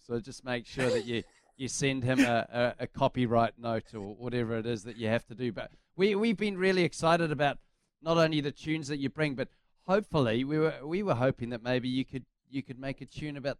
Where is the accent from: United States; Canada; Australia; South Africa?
South Africa; now in New Zealand; I am originally South African, living in New Zealand